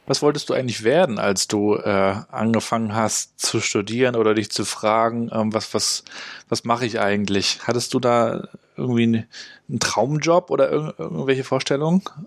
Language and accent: German; Germany; ich bin ja in der DDR aufgewachsen